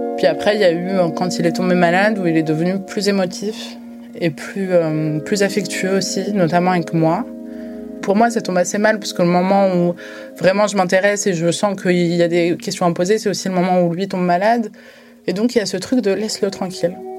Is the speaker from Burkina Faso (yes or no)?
no; France; en France, en tant que franco-algérienne